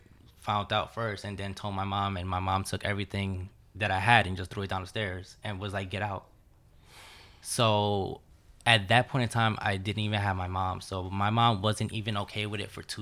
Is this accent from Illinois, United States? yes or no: no; Jersey City, New Jersey, United States; I grew up in Jersey City.